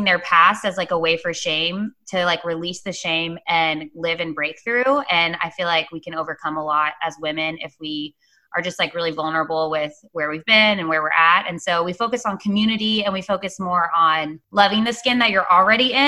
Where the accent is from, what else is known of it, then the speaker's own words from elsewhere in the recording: Dallas, Texas, United States; moved away as an adult; also born or lived in Oklahoma; now in Wilmington, United States; I'm from Dallas, Texas. I currently live in Wilmington, North Carolina, though. I was raised in Texas